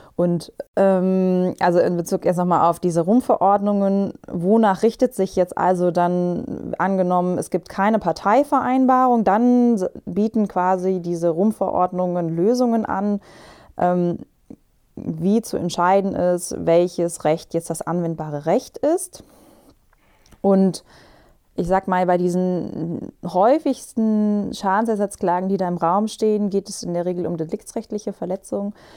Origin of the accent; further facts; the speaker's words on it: Germany; bei uns in Deutschland